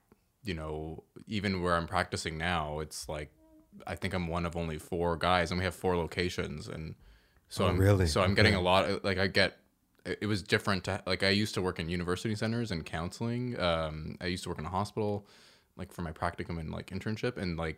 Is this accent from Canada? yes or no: yes; Toronto, Ontario, Canada; also born or lived in Woodbridge; I grew up here. We used to live in Toronto.